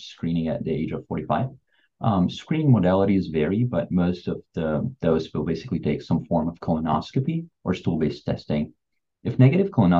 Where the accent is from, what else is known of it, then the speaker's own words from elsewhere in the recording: Beirut, Beirut Governorate, Lebanon; moved away as an adult; also born or lived in Texas, United States; now in Houston, United States; I'm from Beirut originally. I grew up in Beirut, Lebanon. That's where I went to school, medical school, and then moved here to the United States afterwards.